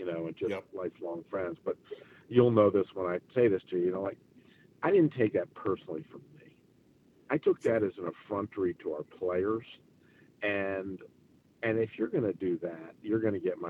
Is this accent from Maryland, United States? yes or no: yes; Maryland, United States; now in Charlotte, United States; that's my stomping grounds up there, where I'm kind of from. I'm from Maryland